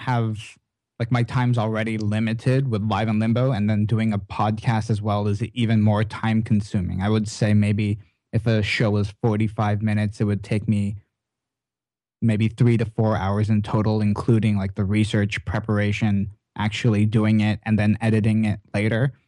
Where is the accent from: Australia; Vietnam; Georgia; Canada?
Canada; as a Canadian